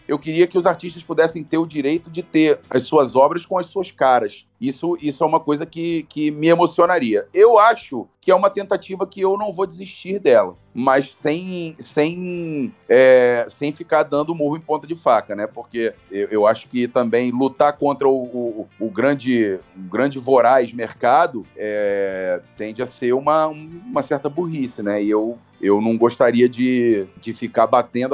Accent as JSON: {"language": "Portuguese", "region": "Rio de Janeiro", "country": "Brazil", "also_born_or_lived": "Petrópolis", "said": "eu morava em Petrópolis, eu sou do Rio de Janeiro, eu morava em Petrópolis e treinava no Rio"}